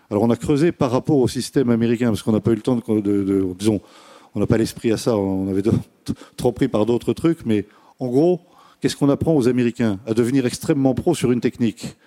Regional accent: France; on est français

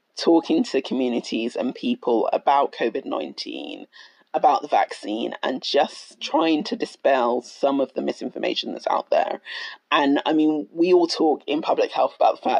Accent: United Kingdom; So I'm Black Ghanaian. I'm British born, but I'm very proudly Ghanaian

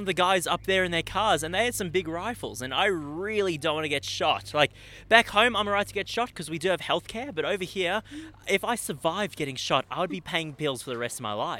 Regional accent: Melbourne, Victoria, Australia; G'day, I'm from Melbourne, Australia.

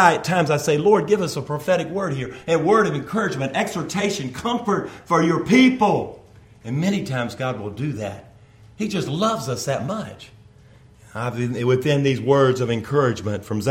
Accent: North Carolina, United States; I was born in North Carolina

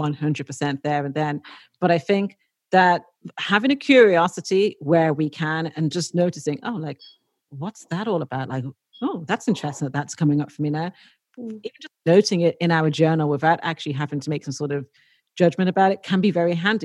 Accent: Dublin, Leinster, Ireland; when I was growing up in the 90s, like late 80s and 90s in Dublin

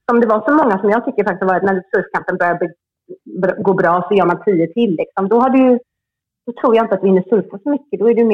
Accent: Sweden; moved away as an adult; now in Hossegor, France

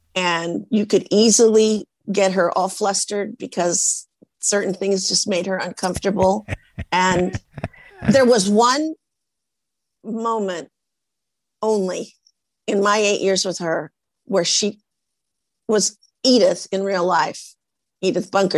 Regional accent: Portland, Oregon, United States; I come from Portland, Oregon, from the Norwegians

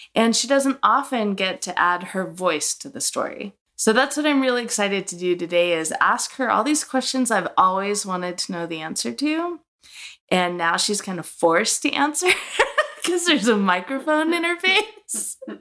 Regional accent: Arizona, United States; we were both pretty much born and raised here in Arizona

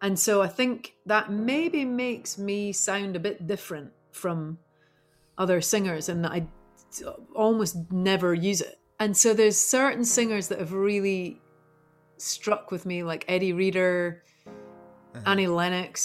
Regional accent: St Andrews, Scotland, United Kingdom; moved away as an adult; also born or lived in London; now in Topanga Canyon, United States; I grew up in St. Andrews

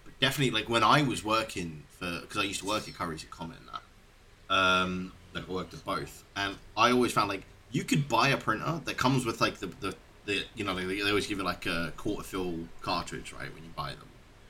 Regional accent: South Africa; as a South African, I do the same thing.

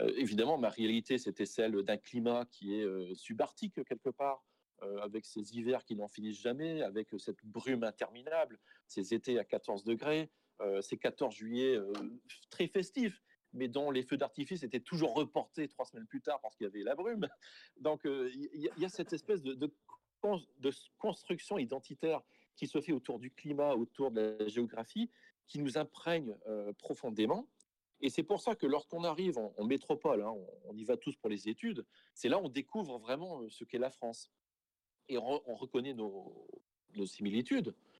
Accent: St. Pierre & Miquelon; now in Toronto, Canada; je suis originaire de Saint-Pierre-Miquelon. Ceci étant, euh, oui, moi, je fais partie de cette minorité acadienne à Saint-Pierre-Miquelon, mais bien évidemment, moi, j'ai grandi entouré de gens

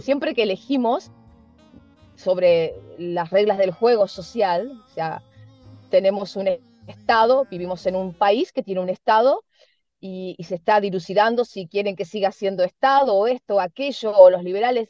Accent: Argentina; Somos nosotros los argentinos también con una idiosincrasia especial

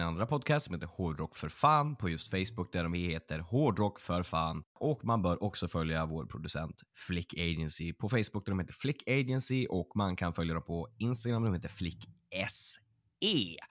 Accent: Örnsköldsvik, Västernorrland County, Sweden; folk som är från min hemstad är att en av de här kvällarna skulle varit i eh, Örnsköldsvik

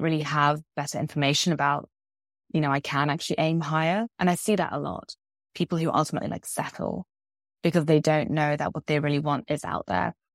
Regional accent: London, United Kingdom; also born or lived in Vancouver, Canada; now in Spain; I'm from London, though I now live in Spain

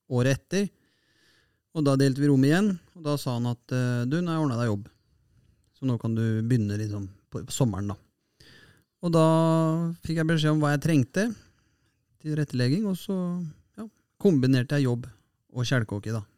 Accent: Fredrikstad, Østfold, Norway; Her i Fredrikstad, eller i hjembyen min Fredrikstad

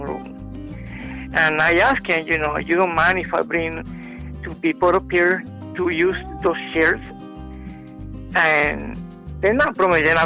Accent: Ponce, Puerto Rico; moved away; also born or lived in Wilmington, North Carolina; When I was a teenager, I worked in theater in Ponce, Puerto Rico

